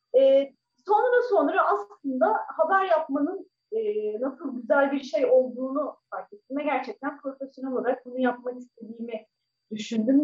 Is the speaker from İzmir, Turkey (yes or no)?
yes; İzmir, Turkey; also born or lived in Manisa; doğma büyüme İzmirliyim. İzmir'de doğdum, İzmir'de büyüdüm.